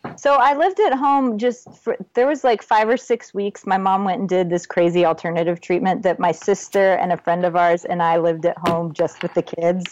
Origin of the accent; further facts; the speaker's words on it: Texas, United States; also born or lived in Ohio / Michigan / Florida; we moved to Texas when I was eight. I was born in Ohio, then we lived in Michigan and Florida for a little while, and then landed in Texas and have stayed ever since